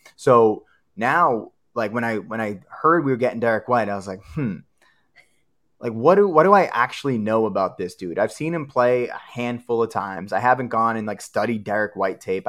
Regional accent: Boston, Massachusetts, United States; moved away as an adult; now in Austin, Texas, United States; And we live in Austin, Texas. We grew up in Dorchester.

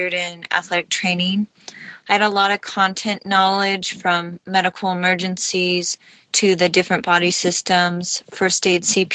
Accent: Huntington Beach, California, United States; I am from Huntington Beach, California

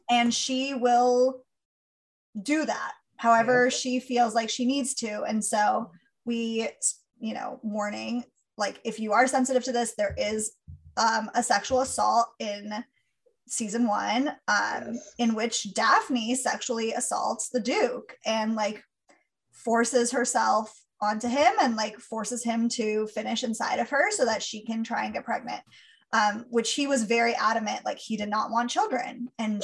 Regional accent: California, United States; I grew up in California.

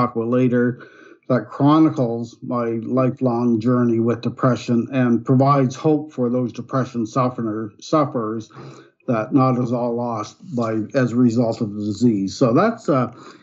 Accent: Nova Scotia, Canada; moved away as an adult; now in Ontario, Canada; I was born and raised in Nova Scotia, which is eastern province of Canada

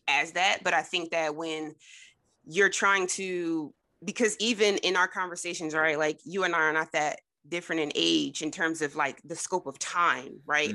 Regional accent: Trenton, New Jersey, United States; Jordan and I are actually from, um, both from New Jersey, from Trenton

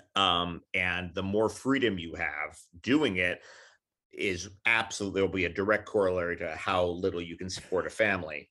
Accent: New York City, New York, United States; also born or lived in Queens, New York; I grew up in New York City.

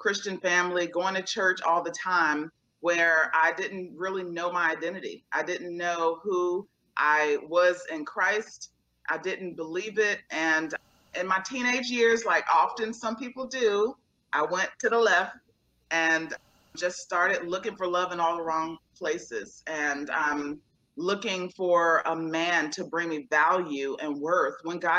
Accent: Portsmouth, Virginia, United States; now in Northern Virginia, United States; I'm originally from a small town called Portsmouth, Virginia

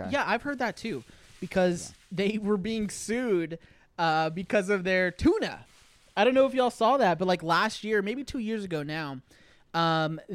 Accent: Texas, United States; We grew up in Texas

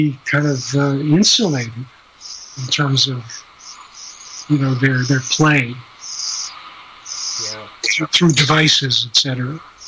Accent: Midwest, United States; I grew up in the Midwest

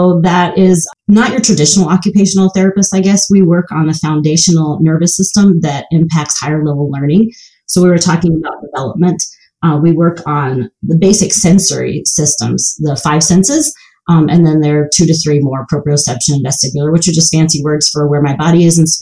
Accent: the South, United States; I grew up in the South without shoes

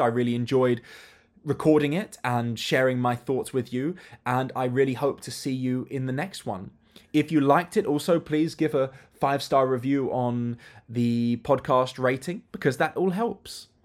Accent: United Kingdom; as a child and as a teenager, I traveled with my family, but family holidays are different, especially as a British family

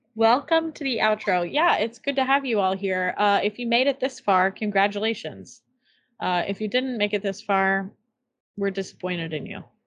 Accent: Columbus, Indiana, United States; moved away; the older I get and the further removed I am from Columbus

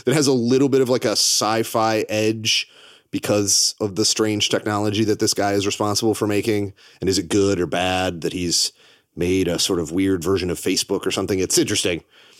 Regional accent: Canada; I think that because I'm Canadian, that adds this element where I get to see these things through a little bit of a different lens.

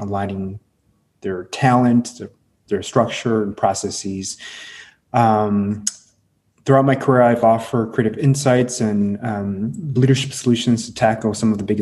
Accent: Midwest, United States; English is a second language; I was born and raised in the Midwest.

